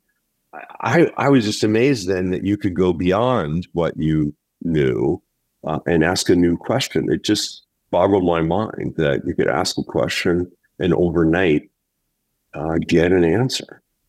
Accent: Pittsburgh, Pennsylvania, United States; I'm from Pittsburgh, but I had the fortune of having a father that worked for a multinational corporation. And so we moved around a bit.

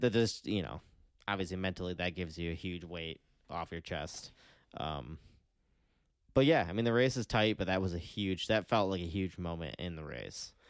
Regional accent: United States; we're, as American fans

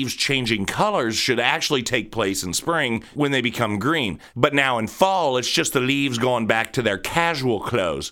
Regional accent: Columbus, Ohio, United States; I am from Columbus, Ohio

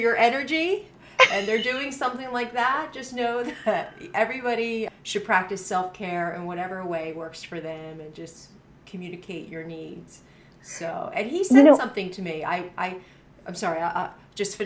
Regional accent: New Jersey, United States; now in Arizona, United States; I'm from New Jersey

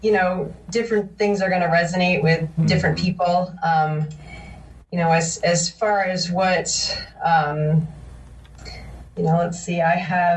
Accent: Massachusetts, United States; moved away; I'm actually originally from Massachusetts

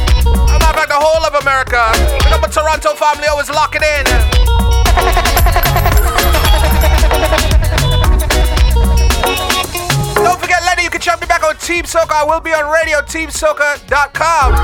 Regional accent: Trinidad & Tobago; now in Boston, United States; You know I reside in Boston, I'm from Trinidad and Tobago

